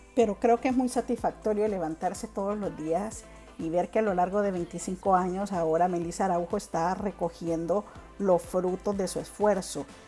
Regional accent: Honduras; todos los que somos hondureños

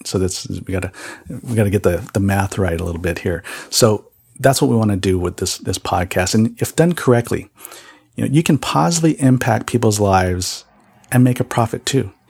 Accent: San Jose, California, United States; also born or lived in Kohala, Hawaii; I really did my growing up years really in San Jose, California. Um, that's where I grew up

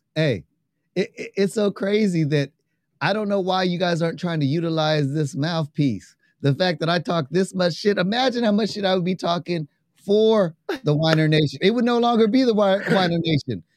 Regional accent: New York, United States; I'm from New York

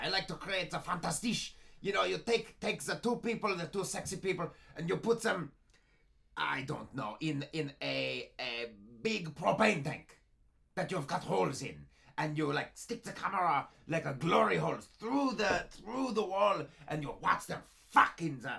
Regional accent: East Berlin, Berlin, Germany; I am from East Berlin, yes.

